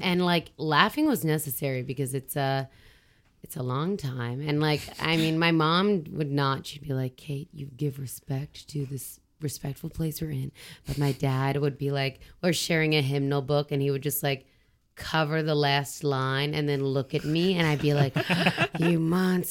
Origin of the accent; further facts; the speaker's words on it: Southern Ontario, Canada; moved away as an adult; now in Quebec, Canada; I was uh, born and raised in Southern Ontario